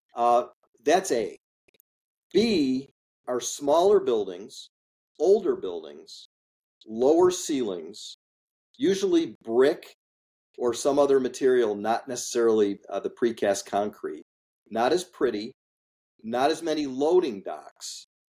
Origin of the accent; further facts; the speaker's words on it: Highland Park, Illinois, United States; I grew up in Highland Park, Illinois, which is a suburb of Chicago.